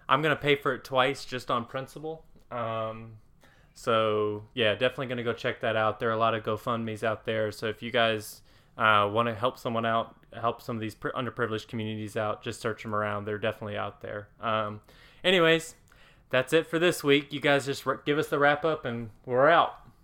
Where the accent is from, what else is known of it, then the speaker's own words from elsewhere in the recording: Cookeville, Tennessee, United States; my hometown of Cookville, Tennessee